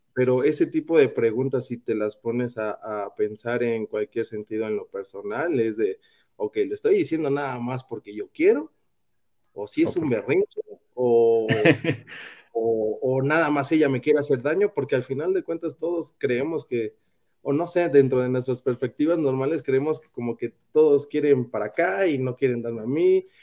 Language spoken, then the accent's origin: Spanish; Mexico; nos gusta ayudar como latinoamericanos, como mexicanos